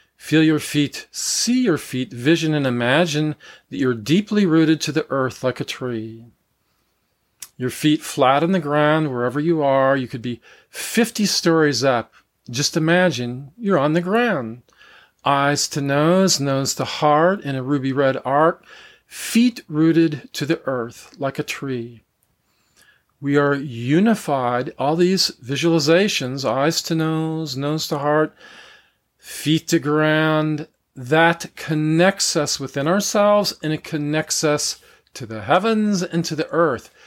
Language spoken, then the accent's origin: English; United States; I'm from the United States, so I was raised in a Christian church